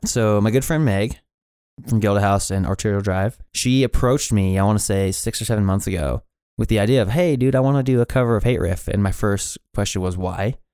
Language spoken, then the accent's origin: English; Billings, Montana, United States; also born or lived in Kalispell, Montana; I kinda grew up just in, like, the, the Heights area of Billings.